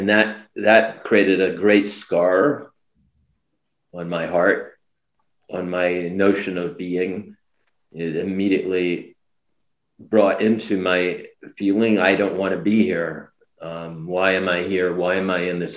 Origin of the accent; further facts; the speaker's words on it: New York, United States; I was born in New York, Manhattan General Hospital